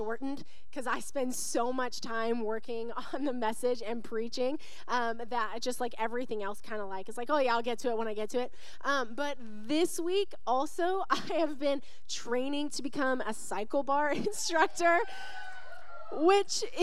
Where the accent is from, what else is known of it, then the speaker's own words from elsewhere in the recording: Western Washington, United States; now in Arizona, United States; I grew up in Western Washington